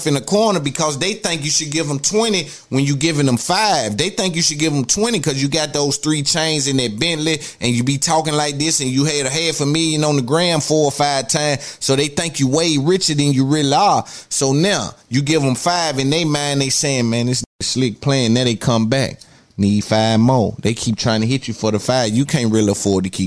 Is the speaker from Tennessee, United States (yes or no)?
yes; Nashville, Tennessee, United States; I'm from Cashville